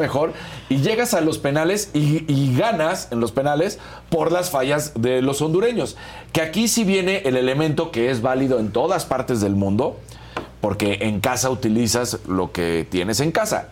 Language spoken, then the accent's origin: Spanish; Mexico; nosotros somos mexicanos